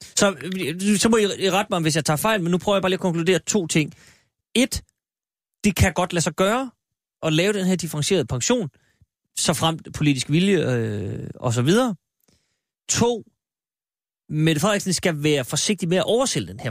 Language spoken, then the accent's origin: Danish; Aalborg, North Denmark Region, Denmark; hjemme i Aalborg, som jeg kan tillade mig at sige, eftersom jeg er født